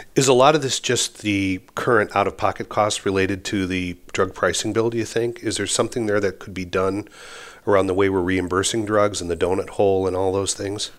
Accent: California, United States; moved away as an adult; now in Europe; although I grew up in California, I've spent, you know, most of the last forty years on the other side of the Atlantic

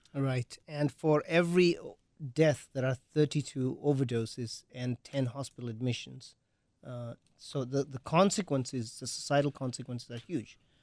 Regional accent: England, United Kingdom; moved away as an adult; also born or lived in Wales / Green Bay / Appleton; now in Milwaukee, United States; I grew up in England

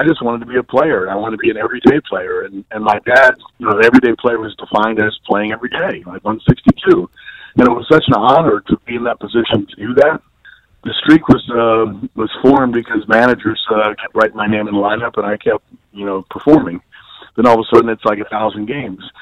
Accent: Baltimore, Maryland, United States; I played in Baltimore. It was my hometown.

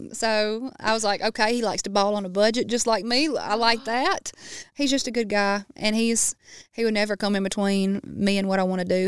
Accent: Baskin, Louisiana, United States; being in Baskin in my hometown and riding those back roads

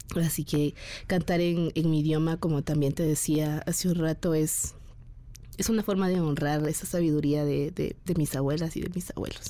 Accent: Guatemala; moved away as an adult; also born or lived in Guatemala City; mi pueblo, en Guatemala

